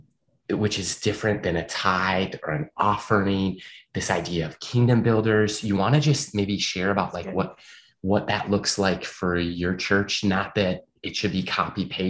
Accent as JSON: {"language": "English", "town": "Eagan", "region": "Minnesota", "country": "United States", "tie": "born or raised there", "said": "I grew up in Eagan, went to Eastview High School in Apple Valley."}